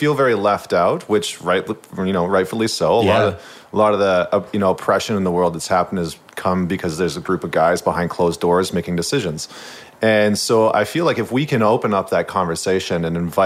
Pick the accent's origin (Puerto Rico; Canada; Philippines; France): Canada; St. Albert, Alberta; moved away as an adult; now in Vancouver, Canada; I'm actually from central Alberta. So I grew up in St. Albert, which is just outside of Edmonton